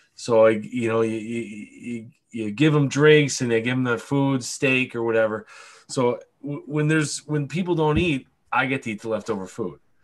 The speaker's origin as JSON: {"language": "English", "town": "Buffalo", "region": "New York", "country": "United States", "said": "I'm from Buffalo. Oh, it's cold there"}